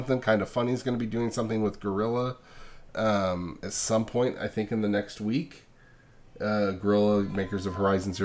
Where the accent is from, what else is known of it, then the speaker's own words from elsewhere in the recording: California, United States; growing up in California